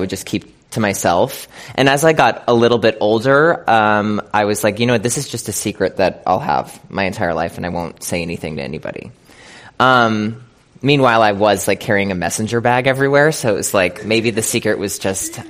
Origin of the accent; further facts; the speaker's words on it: Scranton, Pennsylvania, United States; I'm from like a small town in Pennsylvania. I'm from Scranton, Pennsylvania